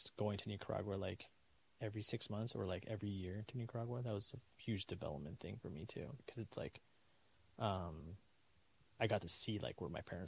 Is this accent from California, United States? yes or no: yes; Roseville, California, United States; I was born and raised in Roseville, December 8th, 95.